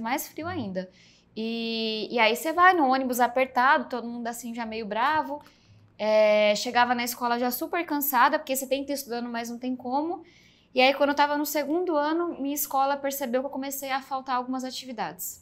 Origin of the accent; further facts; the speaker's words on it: São Paulo, Brazil; accent: meio baiano; Nasci do extremo sul de São Paulo